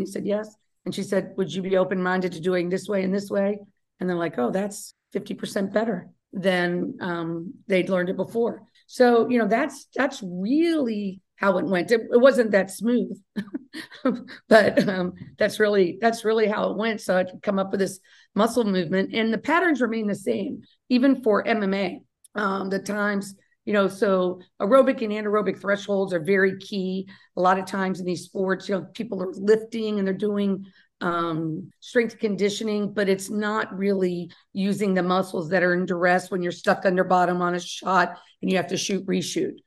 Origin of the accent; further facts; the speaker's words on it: Kentucky, United States; I'm from Kentucky